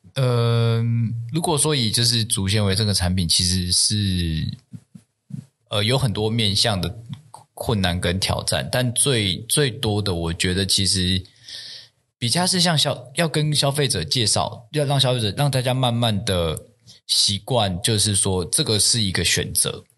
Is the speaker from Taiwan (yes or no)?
yes; Taiwan; 我自己其实就是从小就在台湾长大， 那也没有出国念过书， 或有什么国外生活留学的经验， 就是一个， 就是一个台湾长大的小孩子